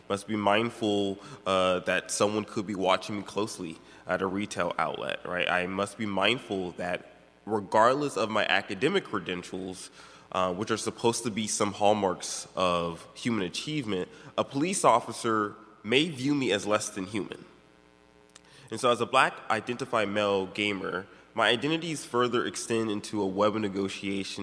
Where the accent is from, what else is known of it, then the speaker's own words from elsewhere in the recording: Maryland, United States; I'm from Maryland